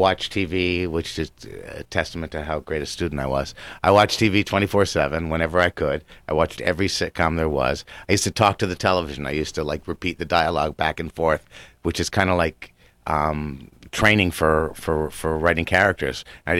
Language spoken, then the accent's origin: English; New Jersey, United States; I mean, I grew up in New Jersey when it wasn't actually a hotbed for hockey.